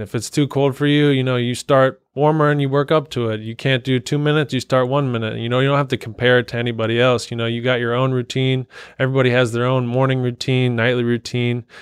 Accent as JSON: {"language": "English", "town": "Cincinnati", "region": "Ohio", "country": "United States", "tie": "born or raised there", "also_born_or_lived": "Columbus, Ohio", "said": "I was born and raised Cincinnati, went to Moeller High School"}